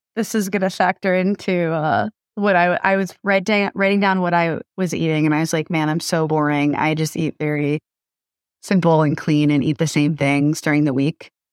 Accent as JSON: {"language": "English", "region": "Massachusetts", "country": "United States", "tie": "born or raised there", "moved": "yes", "lives_now": "Los Angeles, United States", "said": "I grew up in Massachusetts"}